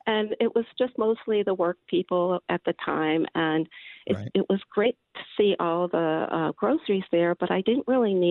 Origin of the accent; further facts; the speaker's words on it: Massachusetts, United States; moved away; I am originally from Massachusetts